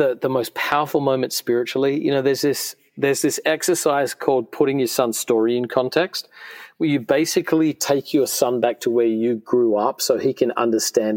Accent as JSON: {"language": "English", "country": "Australia", "tie": "born or raised there", "moved": "yes", "said": "I grew up in Australia"}